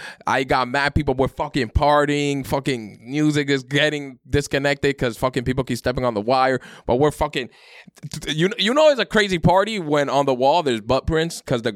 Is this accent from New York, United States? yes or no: yes; New York City, New York, United States; I grew up in Brooklyn, Sunset Park.